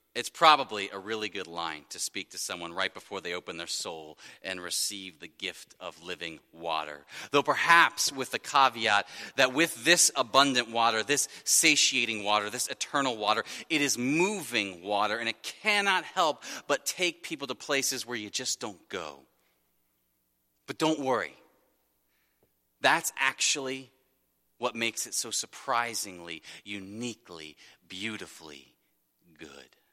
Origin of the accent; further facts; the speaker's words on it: Wyoming, Ohio, United States; I grew up in Wyoming, Ohio, small municipal that shares a, uh, a long border with Laughlin, another small municipal